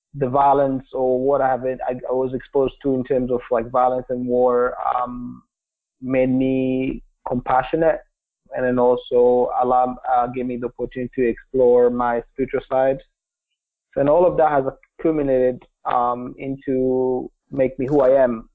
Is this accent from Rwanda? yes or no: yes; Kigali, Rwanda; English is a second language; also born or lived in Republic of the Congo / Vermont; now in United States; I grew up in Kigali, which is the capital um, of um, Rwanda